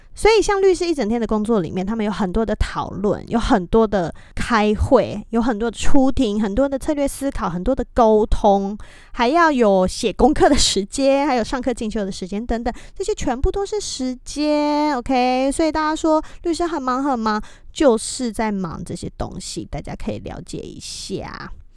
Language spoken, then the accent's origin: Chinese; Taiwan; moved away as an adult; also born or lived in United States; 我是一位来自台湾的太太，讲中文